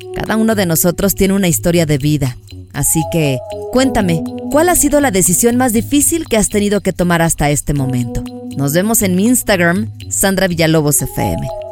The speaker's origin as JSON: {"language": "Spanish", "town": "León", "region": "Guanajuato", "country": "Mexico", "moved": "yes", "said": "allá en mi bonito León, Guanajuato"}